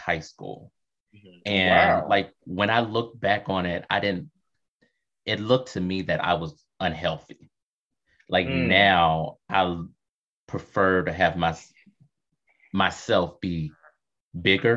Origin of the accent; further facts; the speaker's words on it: Kentucky, United States; I was growing up in Kentucky